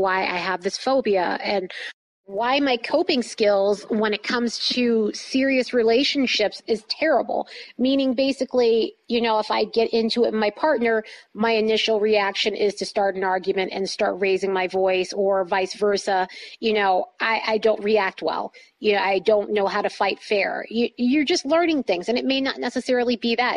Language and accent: English; East Coast, United States; moved away; I'm from the East Coast and a lot of my friends, family are on the East Coast